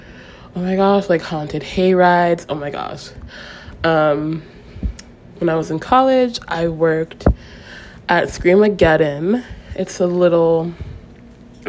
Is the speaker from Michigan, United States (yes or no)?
no; Ocala, Florida, United States; also born or lived in St. Leo, Florida / Gainesville, Florida; my hometown, which is Ocala, Florida.